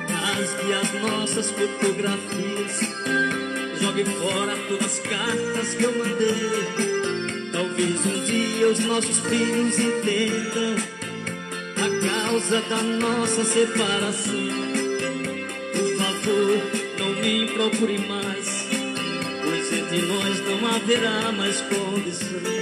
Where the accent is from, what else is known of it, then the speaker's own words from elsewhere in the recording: Ceará, Brazil; Eu quero mandar um abraço pra minha terra natal, Ceará. Alô, Ceará. Alô, Brasil.